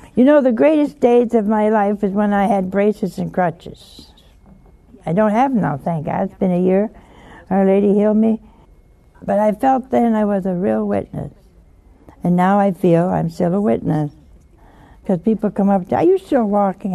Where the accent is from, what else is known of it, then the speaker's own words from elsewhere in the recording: Philadelphia, Pennsylvania, United States; I'm from Philadelphia.